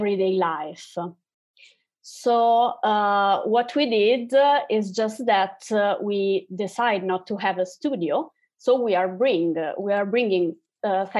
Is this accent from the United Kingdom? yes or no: no; Italy; especially here in Italy, we are from Italy